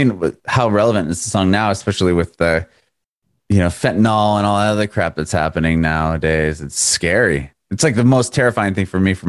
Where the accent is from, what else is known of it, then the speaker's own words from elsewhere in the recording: San Diego, California, United States; now in Nashville, United States; right now, I'm in Nashville. I'm originally from San Diego, but I'm in Nashville now